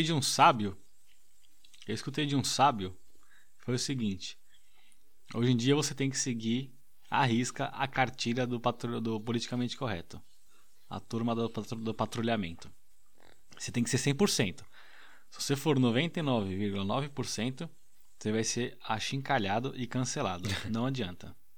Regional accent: Brazil; now in United Kingdom; eu sou do Brasil

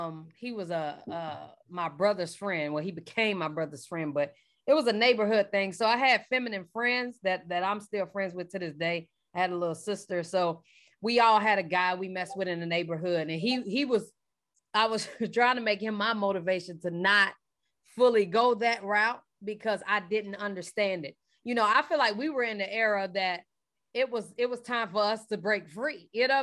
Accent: Charlotte, North Carolina, United States; now in Atlanta, United States; I'm from Charlotte.

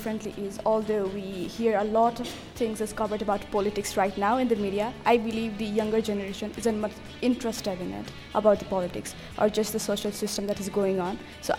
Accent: Terai, Nepal; I come from the Tarai

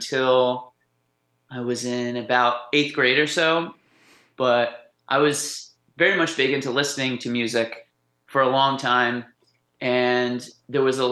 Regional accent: Shenandoah Valley, Virginia, United States; also born or lived in Montana / Charlottesville / Harrisonburg; now in Pittsburgh, United States; I grew up in Virginia and like the Shenandoah Valley area.

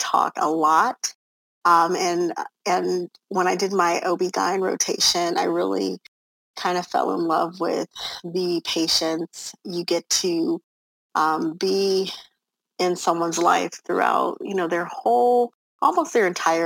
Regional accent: Los Angeles, California, United States; moved away as an adult; now in Texas, United States; I come from Los Angeles, California, born and raised, the middle child of 11 children

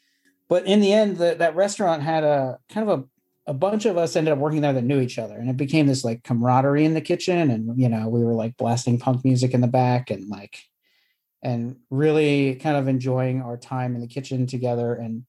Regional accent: Southwestern Ontario, Canada; moved away; also born or lived in Tampa / New York; I'm originally from Canada, from Southwestern Ontario

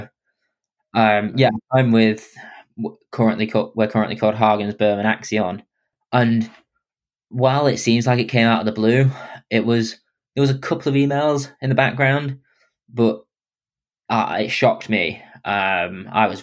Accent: England, United Kingdom; being English

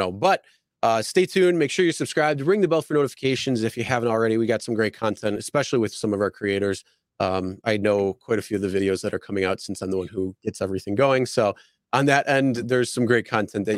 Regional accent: Buffalo, New York, United States; I'm from Buffalo

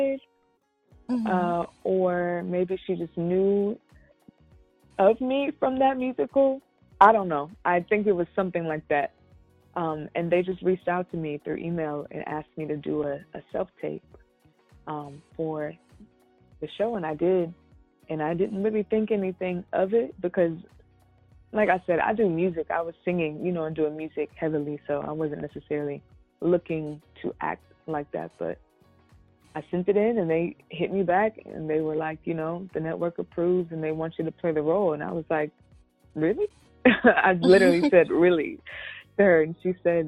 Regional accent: Georgia, United States; moved away as an adult; also born or lived in Atlanta, Georgia; now in Los Angeles, United States; I'm from Georgia. I was living in Atlanta at the time

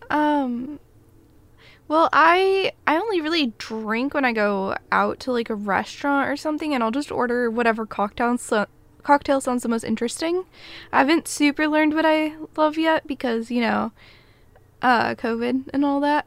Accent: United States; I'm a American

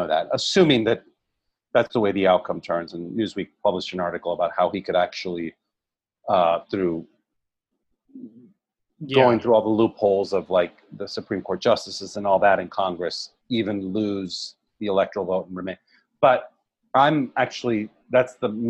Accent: Puerto Rico; first language Spanish; English is a second language; moved away; I was born in Puerto Rico

